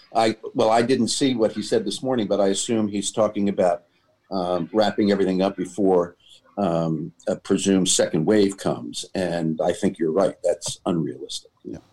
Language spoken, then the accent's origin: English; New York City, New York, United States; I grew up in New York